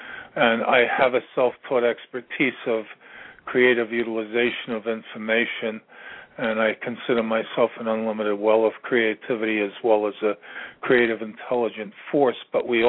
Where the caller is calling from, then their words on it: Virginia, United States; I'm calling from Virginia